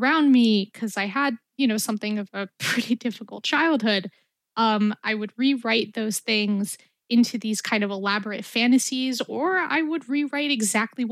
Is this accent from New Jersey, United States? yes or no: no; New York City, New York, United States; being an Arab American growing up in Brooklyn during the Bush administration